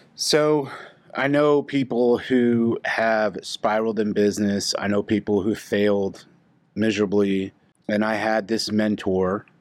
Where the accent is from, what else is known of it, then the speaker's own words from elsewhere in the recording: Oklahoma City, United States; born and raised in Oklahoma City, Missouri